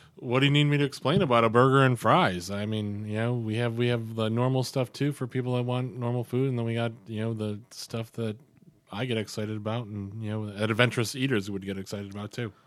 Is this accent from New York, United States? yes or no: yes; Albion, New York, United States; now in Rochester, United States; I grew up in Albion.